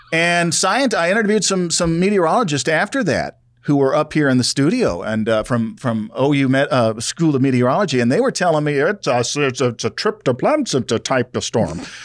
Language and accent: English; South Louisiana, United States; growing up in South Louisiana